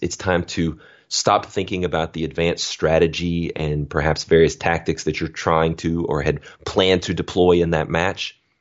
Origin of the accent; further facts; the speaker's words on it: Alabama, United States; I'm from Alabama, grew up on a dirt road